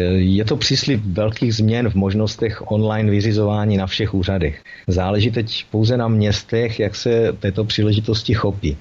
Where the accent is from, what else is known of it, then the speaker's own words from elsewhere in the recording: Olomouc, Olomouc Region, Czechia; jsem rodilý Olomoučák